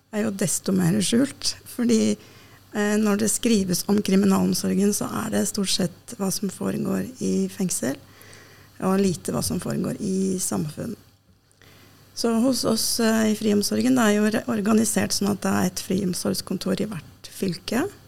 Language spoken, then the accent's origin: Norwegian; Oslo, Norway; also born or lived in Denmark; jeg er født og oppvokst i Oslo